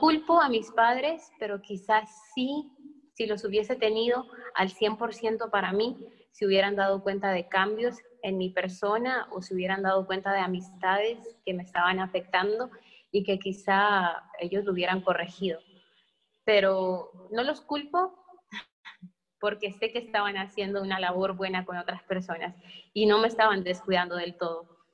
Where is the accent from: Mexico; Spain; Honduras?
Mexico; éramos muchos de México y era todo un edificio lleno de mexicanos